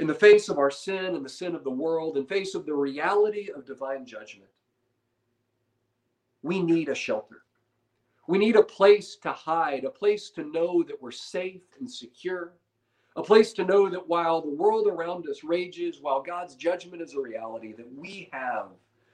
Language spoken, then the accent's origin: English; United States; as modern American Christians